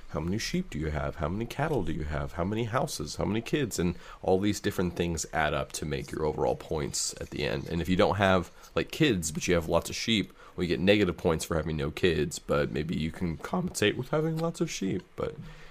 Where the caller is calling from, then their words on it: Sweden; English is a second language; I'm from Sweden. It didn't get released here back in the day